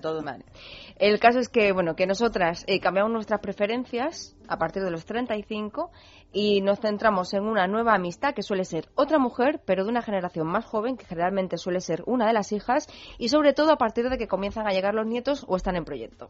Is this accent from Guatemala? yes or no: no; Spain; los españoles somos los europeos